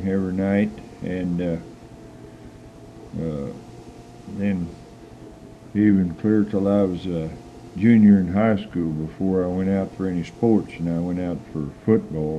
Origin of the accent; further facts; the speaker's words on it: Marceline, Missouri, United States; I was born in Marcellin, Missouri